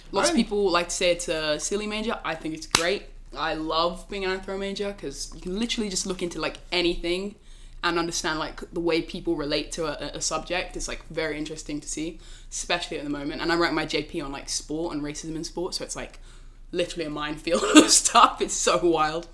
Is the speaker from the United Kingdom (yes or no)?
yes; Oxford, South East England, United Kingdom; moved away as an adult; now in Princeton, United States; I'm from Oxford in England